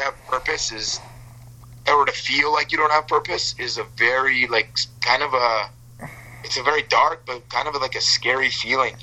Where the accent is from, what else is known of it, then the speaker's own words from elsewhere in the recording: Calgary, Alberta, Canada; moved away as an adult; I grew up in Alberta my whole life, for the first 26 years of my life